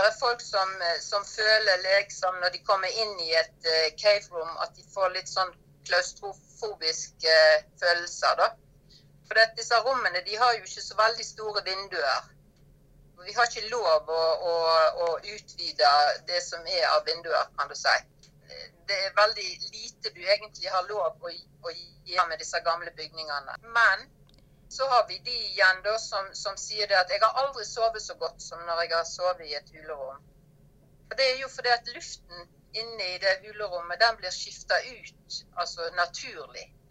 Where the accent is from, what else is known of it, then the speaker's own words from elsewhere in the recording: Norway; moved away as an adult; now in Cappadocia, Turkey; jobba hjemme i Norge